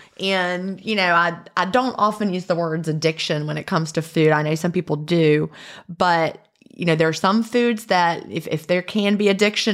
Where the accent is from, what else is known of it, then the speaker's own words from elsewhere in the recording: Augusta, Georgia, United States; also born or lived in Atlanta; So like I came from Augusta, like I said, and of course we would always go through Atlanta. So I lived in Atlanta for a while, then Augusta